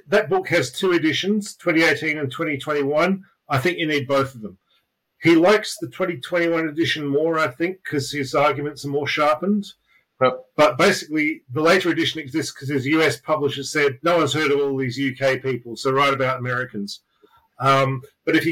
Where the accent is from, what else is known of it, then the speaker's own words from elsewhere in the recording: Australia; now in London, United Kingdom; I live in London. I'm originally from Australia. I moved here